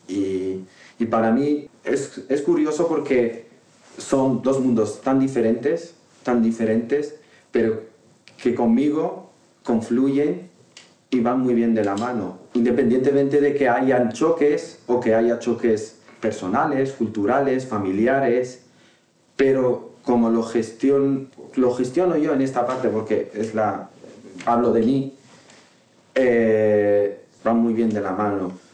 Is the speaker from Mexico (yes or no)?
no; Tangier, Tanger-Tetouan-Al Hoceima, Morocco; first language Moroccan Arabic; Spanish is a second language; moved away as an adult; now in Madrid, Spain; nací en Tánger hace 37 años ya y, soy marroquí